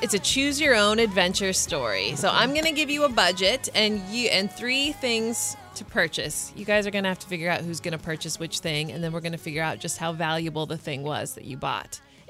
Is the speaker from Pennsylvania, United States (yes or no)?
no; Bartlesville, Oklahoma, United States; I grew up in Bartlesville, Oklahoma.